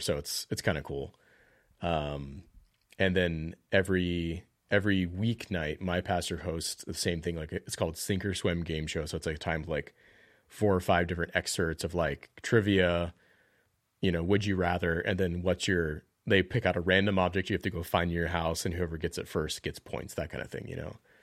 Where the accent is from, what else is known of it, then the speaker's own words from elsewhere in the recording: the South, United States; I grew up in the South